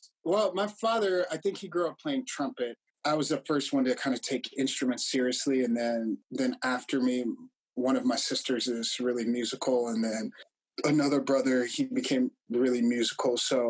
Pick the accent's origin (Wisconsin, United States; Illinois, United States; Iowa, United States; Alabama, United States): Illinois, United States; Chicago; I'm the second oldest of my family. And I enjoyed growing up mostly in the suburbs of Chicago.